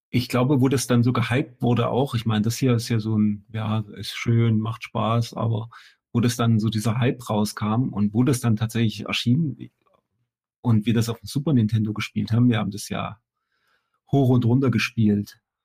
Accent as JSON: {"language": "German", "town": "Chemnitz", "region": "Saxony", "country": "Germany", "said": "bei uns in Chemnitz"}